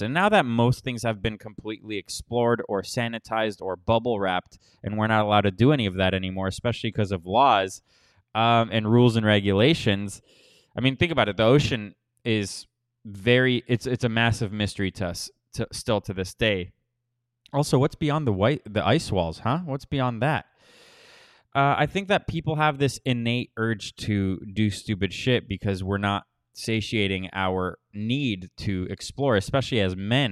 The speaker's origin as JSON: {"language": "English", "region": "Florida", "country": "United States", "moved": "yes", "said": "I am from Florida, so I can definitely sympathize, and I have been through many hurricanes living there"}